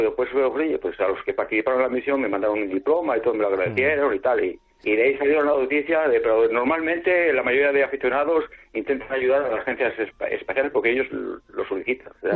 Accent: San Agustín del Pozo, Castile and León, Spain; ahora estoy en casa en, mi pueblo, en San Agustín del Pozo, es un pueblo pequeño

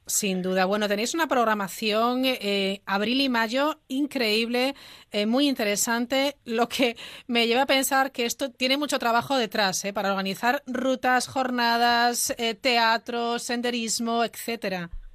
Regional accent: Galicia, Spain; como gallega

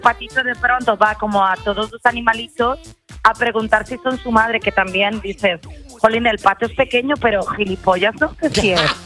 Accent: Berlin, Germany; Spanish is a second language; moved away as an adult; now in Guadalajara, Spain; yo vivía en Alemania y eh, eh, yo soy de Berlín

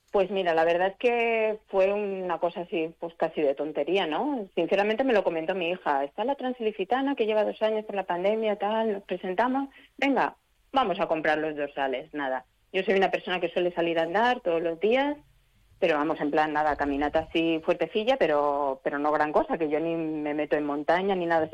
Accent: Elche, Valencian Community, Spain; yo soy de, aquí de Elche

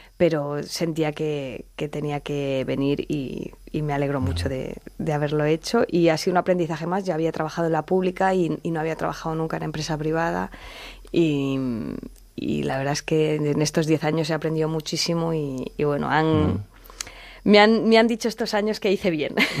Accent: Elche, Valencian Community, Spain; moved away as an adult; now in Madrid, Spain; yo soy de Elche y era de ciencias puras

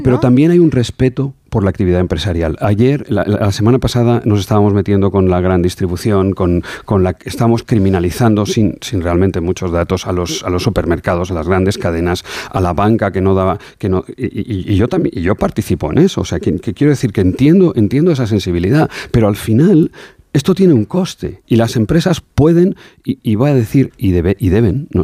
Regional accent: Alagón, Aragon, Spain; soy de pueblo, soy de Alagón, de un pueblo a 20 kilómetros de Zaragoza y decimos las cosas los aragoneses como, como las sentimos

